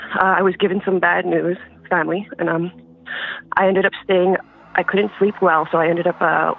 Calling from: Thompson, Manitoba, Canada; I'm calling from northern Manitoba.

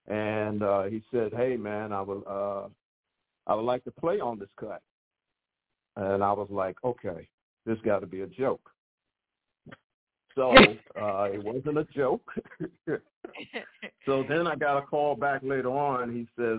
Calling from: Chesapeake, Virginia, United States; Chesapeake, Virginia.

